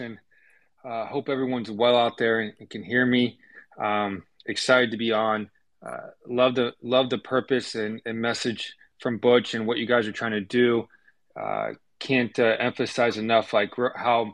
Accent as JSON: {"language": "English", "town": "Tampa", "region": "Florida", "country": "United States", "tie": "born or raised there", "also_born_or_lived": "Georgia / Oklahoma", "moved": "as an adult", "said": "I grew up in Tampa, Florida."}